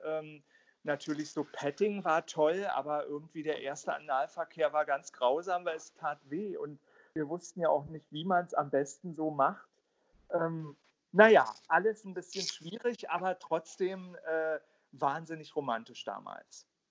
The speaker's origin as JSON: {"language": "German", "region": "Berlin", "country": "Germany", "tie": "born or raised there", "said": "Ich bin ja im Südosten von Berlin aufgewachsen"}